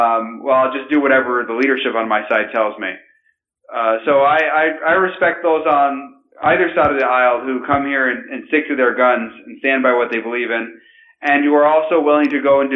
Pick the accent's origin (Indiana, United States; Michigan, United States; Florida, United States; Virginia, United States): Michigan, United States; Grand Rapids; I'm from Grand Rapids, Michigan